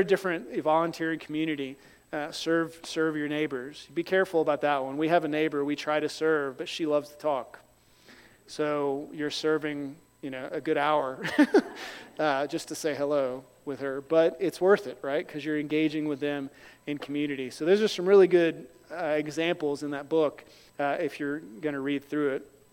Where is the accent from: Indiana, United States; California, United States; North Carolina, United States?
North Carolina, United States; moved away; also born or lived in Liberia; I grew up in North Carolina